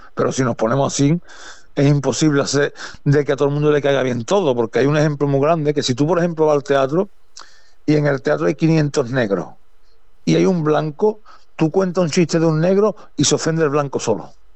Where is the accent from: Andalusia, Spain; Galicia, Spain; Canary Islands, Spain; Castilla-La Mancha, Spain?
Andalusia, Spain; Paterna / Cádiz; Toda mi infancia soy en Paterna, lo he vivido todo allí